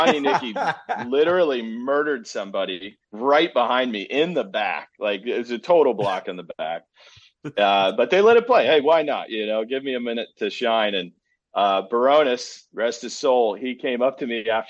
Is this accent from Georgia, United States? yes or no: no; Ohio, United States; we're back in Ohio, grew up in Ohio, played at Ohio State